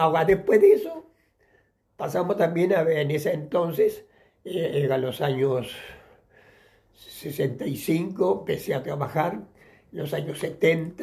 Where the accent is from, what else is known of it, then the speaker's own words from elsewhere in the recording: Mercedes, Soriano, Uruguay; moved away as an adult; yo nací en Uruguay el, el, 2 de julio de 1933, este, en, en, en una ciudad que se llama Mercedes, el capital del departamento soriano y allí, bueno, viví mi infancia en la campaña